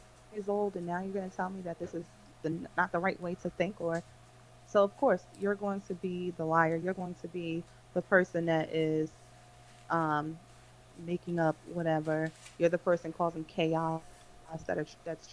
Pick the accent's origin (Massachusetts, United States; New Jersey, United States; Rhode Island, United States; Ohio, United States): New Jersey, United States; I was in Jersey my whole life